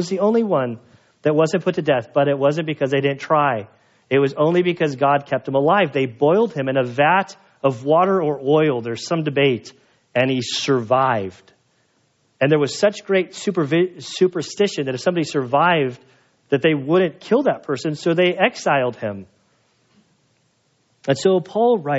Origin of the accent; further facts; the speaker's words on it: United States; I'm an American